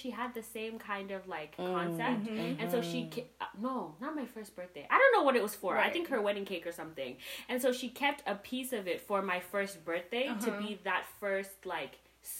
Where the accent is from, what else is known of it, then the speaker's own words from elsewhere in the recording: Canada; As a Canadian.